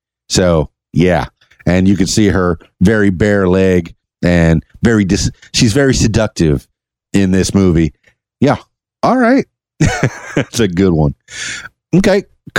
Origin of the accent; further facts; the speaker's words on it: Miami, Florida, United States; Number 61 affected me because, you know, I'm from Miami. I'm a Cuban American, half Cuban, half Irish. So when this movie came out in 1983, it spoke to a lot of the Miamians, particularly the ones of Cuban descent.